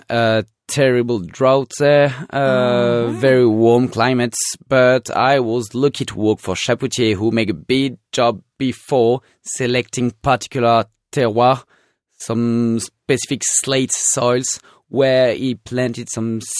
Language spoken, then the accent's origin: English; Auvergne-Rhône-Alpes, France; born there; So later, I decided to work in wine business and I was born in Rhone Valley, so I didn't want to work in Rhone Valley first.